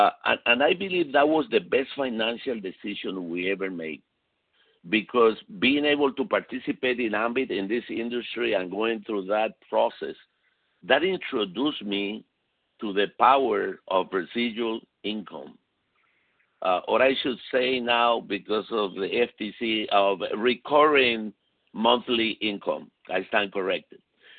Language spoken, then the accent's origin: English; Puerto Rico; also born or lived in Chile / Venezuela; I was born in South America, in Chile, so I spent a few years in Chile. Then I moved to Venezuela, and then from Venezuela, I moved to Puerto Rico, where I spent most of my life.